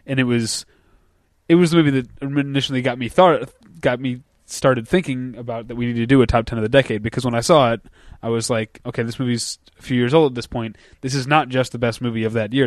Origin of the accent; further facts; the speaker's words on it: United States; as an American